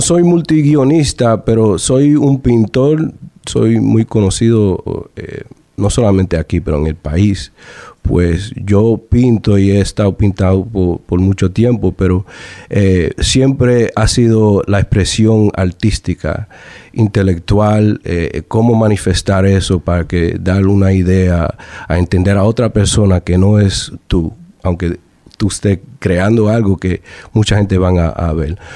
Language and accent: Spanish; Rhode Island, United States; crecí como boricua, boricua al fin, eh, entrenado en lo que es el boricua, también en lo que es el dominicano, porque mi mamá tuvo mucho que ver con, eventos culturales, eh, con varias culturas, con todas las culturas que predominan aquí en Rhode Island